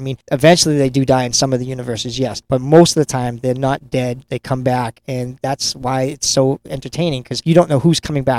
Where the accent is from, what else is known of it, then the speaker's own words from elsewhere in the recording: Lynn, Massachusetts, United States; my hometown of Lynn, Massachusetts.